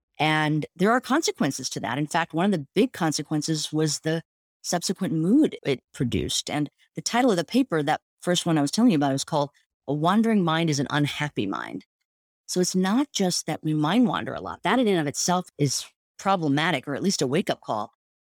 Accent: India; I mean, I was actually sort of, as an Indian woman, grew up with parents that meditated, and it was sort of part of the cultural norms to do these practices.

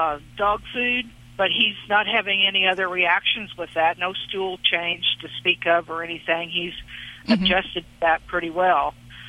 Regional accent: Indiana, United States; Today I'm in South Carolina. I'm from Indiana

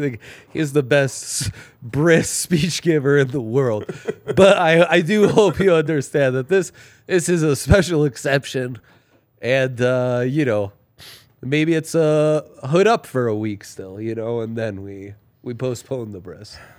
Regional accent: Italy; moved away; growing up in Italy

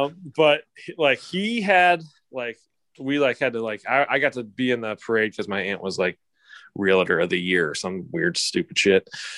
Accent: Canton, Ohio, United States; growing up in Canton, Ohio, Football Hall of Fame City.

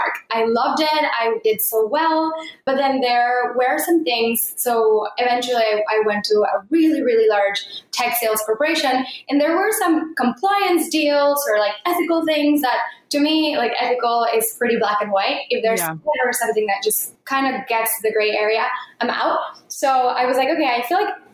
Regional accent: Mexico; moved away; I grew up in Mexico and my parents live in Mexico still

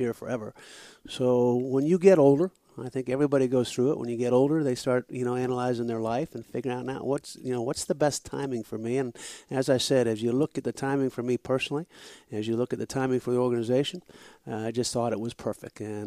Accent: New Hampshire, United States; moved away as an adult; now in Florida, United States; I grew up in New Hampshire

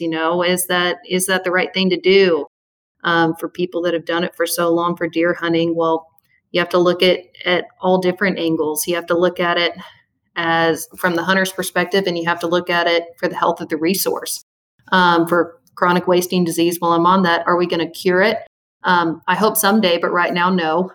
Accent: Little Rock, Arkansas, United States; I'm from Little Rock, Arkansas, born and raised in the natural state of Arkansas.

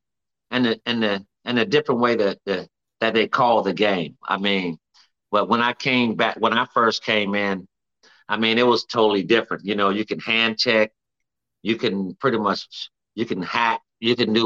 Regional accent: Florida, United States; moved away as an adult; also born or lived in Texas; I'm from Florida

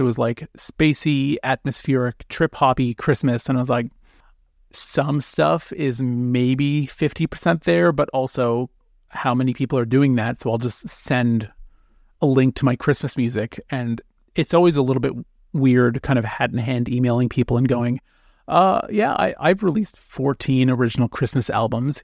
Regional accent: North Bay, Ontario, Canada; now in Toronto, Canada; I was born in North Bay, Ontario

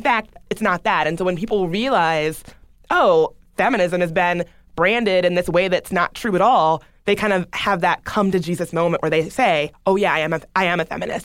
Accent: the South, United States; I grew up in the South. I grew up in a pretty, you know, good old boy Southern

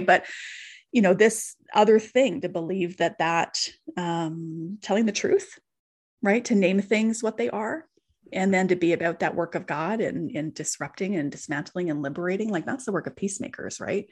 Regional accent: Canadian Prairies, Canada; I'm a Canadian Prairie kid.

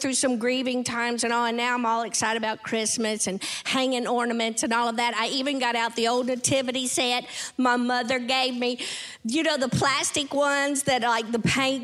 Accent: Tennessee, United States; I'm from Tennessee, so it's just, we are decorated all year long

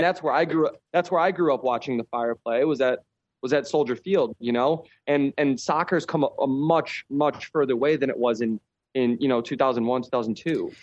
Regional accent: Chicago, Illinois, United States; moved away as an adult; now in Czech Republic; I grew up in Chicago

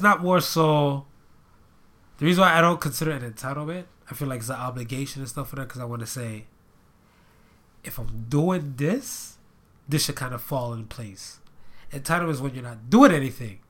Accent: Florida, United States; now in Ohio, United States; I lived in Florida for most of my life

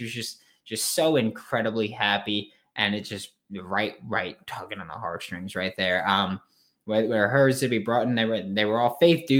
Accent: Queens, New York, United States; I know I've mentioned that I'm from New York a lot. I know I mentioned that I live in New York. I'm from Queens specifically.

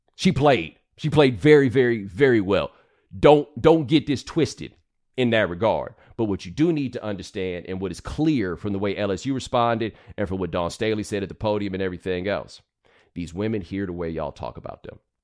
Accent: Texas, United States; I'm from Texas

